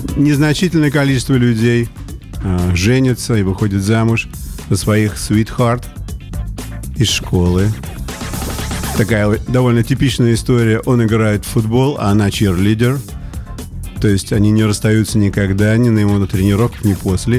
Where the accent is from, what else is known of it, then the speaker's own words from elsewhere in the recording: Saint Petersburg, Russia; moved away as an adult; also born or lived in United States; я вот вернулся в родной город Петербург